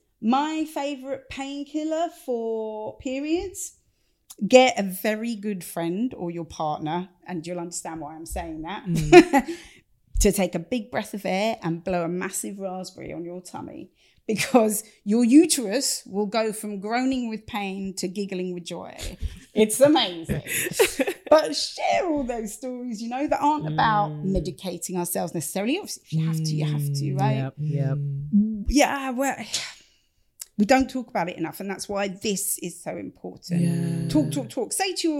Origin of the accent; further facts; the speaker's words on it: Stevenage, East of England, United Kingdom; accent: Stevenage; this is being done in a Stevenage accent. Much as I love my hometown, this should not be in a Stevenage accent